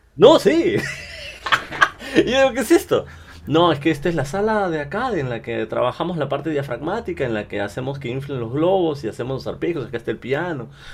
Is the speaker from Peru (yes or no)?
yes; Peru; soy cantante peruano